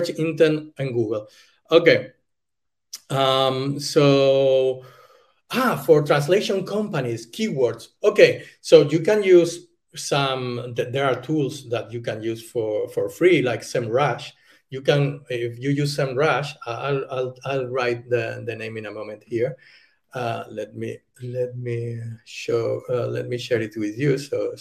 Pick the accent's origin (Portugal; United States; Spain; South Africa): Spain; English is a second language; moved away as an adult; now in Germany; I'm from Spain. I'm living in Germany.